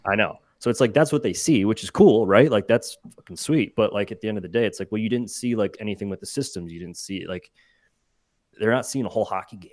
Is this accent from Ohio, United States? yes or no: yes; Cleveland, Ohio, United States; I grew up in Cleveland